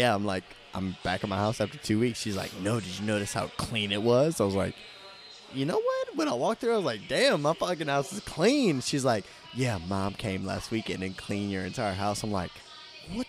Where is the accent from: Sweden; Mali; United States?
United States; Patterson, Louisiana; I'm from Patterson, Louisiana